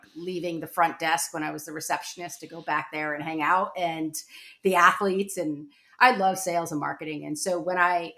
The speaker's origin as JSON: {"language": "English", "region": "Connecticut", "country": "United States", "also_born_or_lived": "Vermont", "moved": "as an adult", "said": "I was from Connecticut."}